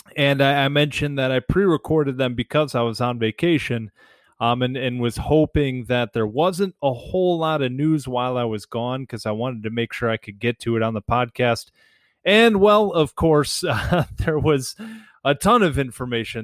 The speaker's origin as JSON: {"language": "English", "town": "Detroit", "region": "Michigan", "country": "United States", "tie": "born or raised there", "said": "growing up in Metro Detroit"}